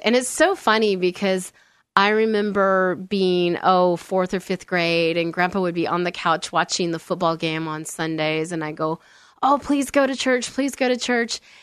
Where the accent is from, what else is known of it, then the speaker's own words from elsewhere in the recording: Olympia, Washington, United States; moved away; I grew up in Olympia, Washington. So not far from here.